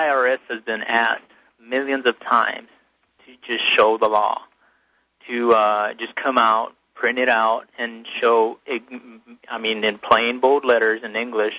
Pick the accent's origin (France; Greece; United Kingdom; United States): United States; I was born in the United States.